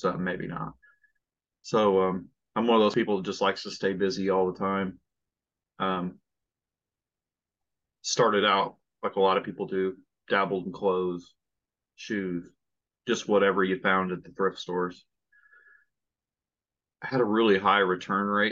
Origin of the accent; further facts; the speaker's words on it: Indiana, United States; I'm from Indiana